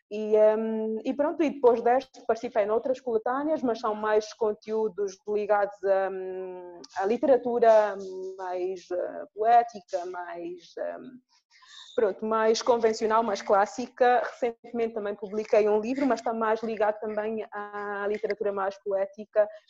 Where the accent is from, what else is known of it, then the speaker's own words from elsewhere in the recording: Angola; sou angolana